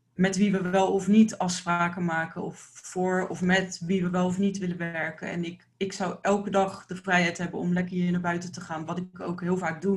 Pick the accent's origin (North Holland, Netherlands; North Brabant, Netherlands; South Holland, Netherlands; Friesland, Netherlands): South Holland, Netherlands; Delft; ik kom uit Delft